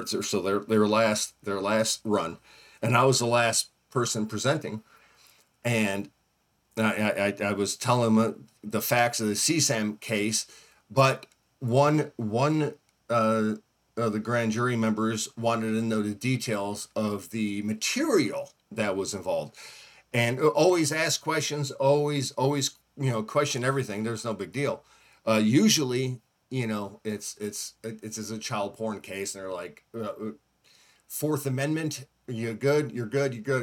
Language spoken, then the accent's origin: English; Northeast, United States; now in Southeast, United States; I, I grew up in the Northeast